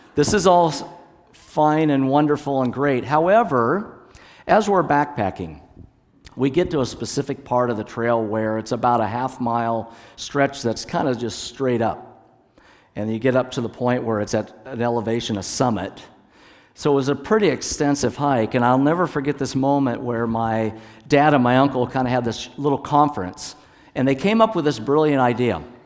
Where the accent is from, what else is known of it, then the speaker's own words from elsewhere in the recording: Hood Canal area, Washington, United States; I was born up in Washington State, up on the Hood Canal area of Washington. And so the church where my dad was the pastor was right at the base of the Olympic Mountains